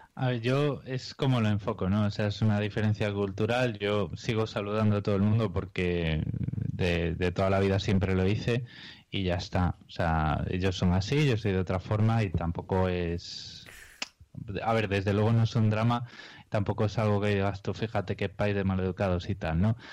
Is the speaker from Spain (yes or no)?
yes; Spain; now in Australia; somos dos españoles